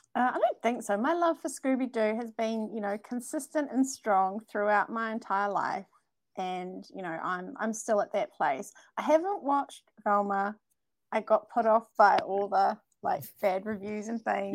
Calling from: New Zealand; I'm calling from New Zealand

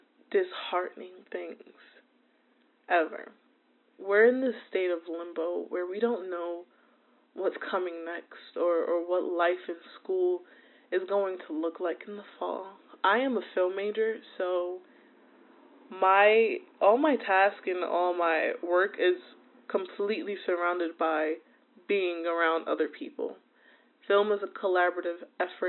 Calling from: New Jersey, United States; I'm calling in from New Jersey

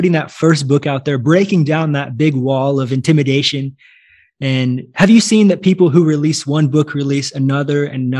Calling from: São Paulo, Brazil; calling you from São Paulo, Brazil.

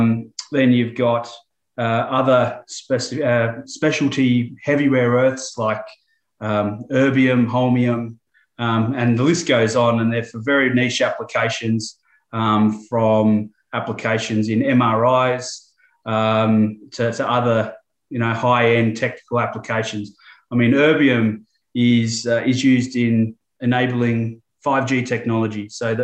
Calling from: Melbourne, Victoria, Australia; I'm coming from Melbourne, Australia, just at the tail end of summer. So conditions are pretty good down here.

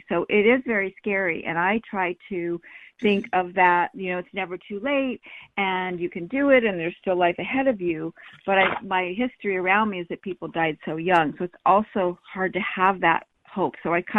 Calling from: San Diego, California, United States; Hi, it's me. Hi, Callie. … I'm calling from San Diego.

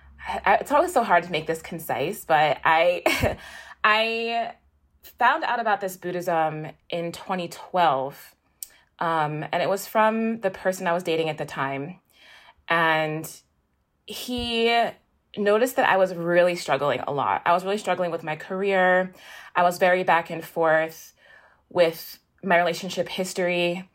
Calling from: Peekskill, New York, United States; I'm calling from Peekskill, New York. It's a little bit, maybe like an hour north of New York City.

